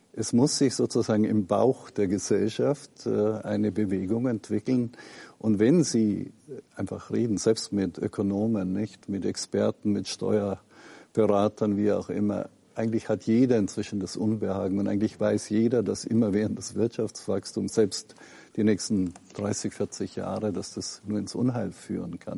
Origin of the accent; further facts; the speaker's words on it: Lower Bavaria, Germany; wo ich aufgewachsen bin, ne, in einer protestantischen kleinen Gemeinde in Niederbayern